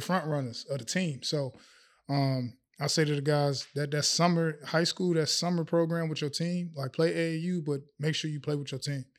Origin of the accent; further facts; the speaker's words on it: Chicago, Illinois, United States; moved away as an adult; now in Abu Dhabi, United Arab Emirates; growing up in Chicago